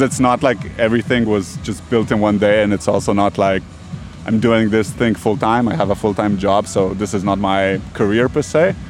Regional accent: Ljubljana, Slovenia; moved away; I'm from Ljubljana. Uh, I live in Ljubljana now again

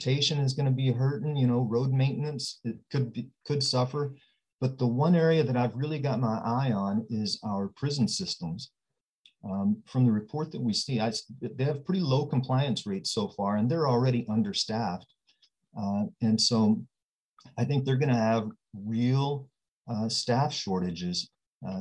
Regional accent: Odessa, Texas, United States; moved away as an adult; also born or lived in Washington State; now in Puyallup, United States; I'm born and raised in Odessa, Texas

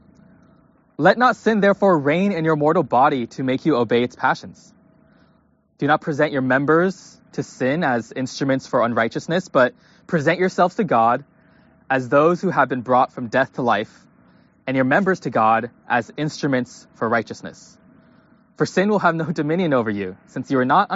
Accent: Pleasanton, California, United States; also born or lived in Kentucky; I grew up in the Bay Area, Pleasanton, California.

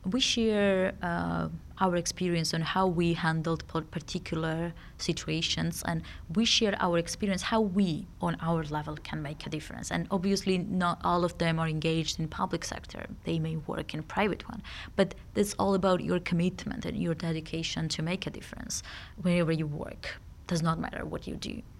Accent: Georgia; also born or lived in Sweden; I'm grown up in Georgia, and it was nineteen nineties.

